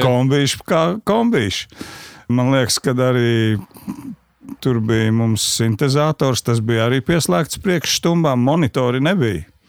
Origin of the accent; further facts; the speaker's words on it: Sabile, Kurzeme, Latvia; also born or lived in Ģibuļi parish (birthplace) / Kandava; es dzīvoju pie Sabilas